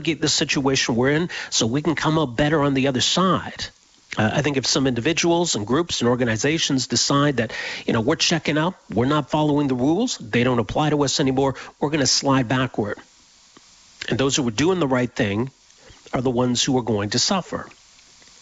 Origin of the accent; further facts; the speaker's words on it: Edmonton, Alberta, Canada; moved away as an adult; now in Calgary, Canada; I grew up in Edmonton